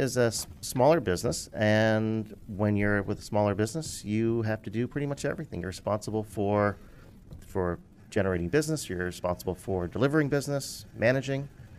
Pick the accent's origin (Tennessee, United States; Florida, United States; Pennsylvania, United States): Pennsylvania, United States; Philadelphia